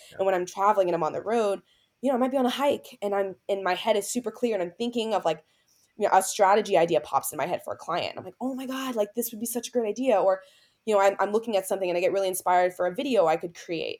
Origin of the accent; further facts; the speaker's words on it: Tampa, Florida, United States; I'm heading back to my hometown in Tampa, Florida